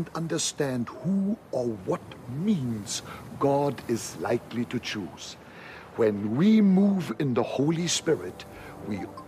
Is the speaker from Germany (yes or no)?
yes; mouth of the River Elbe, Northern Germany, Germany; moved away; I grew up in North Germany at the mouth of the River Elbe.